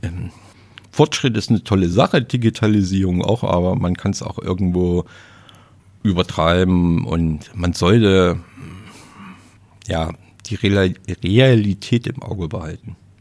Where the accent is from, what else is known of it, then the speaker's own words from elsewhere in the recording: Leipzig, Saxony, Germany; accent: Saxon; moved away; ich bin Sachse. Ich komme aus dem Osten und bin da auch geboren